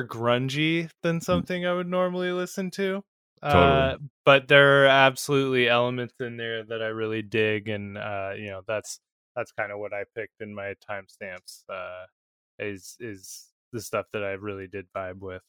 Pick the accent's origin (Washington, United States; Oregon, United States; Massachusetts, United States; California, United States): Washington, United States; Seattle; growing up in the Seattle area